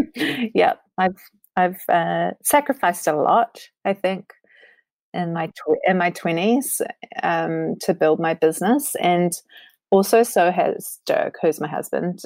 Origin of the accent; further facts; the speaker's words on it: New Zealand; I'm hailing from New Zealand, and it's an amazing place to live